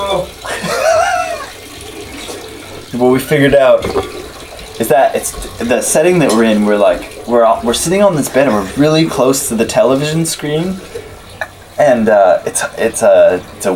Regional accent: Canada; we're from Canada

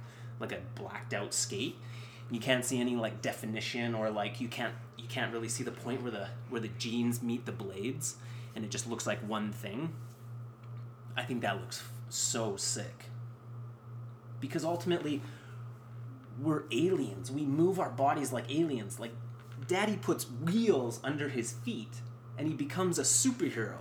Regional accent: Canada; as a Canadian viewer

